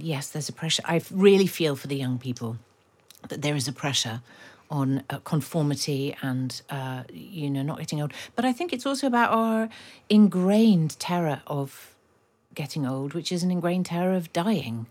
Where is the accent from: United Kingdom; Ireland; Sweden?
United Kingdom; London; having grown up in Kilburn